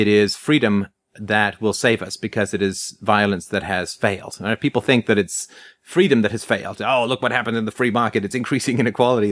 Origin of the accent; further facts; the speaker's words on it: England, United Kingdom; growing up in England, uh, in the, uh, sixties and seventies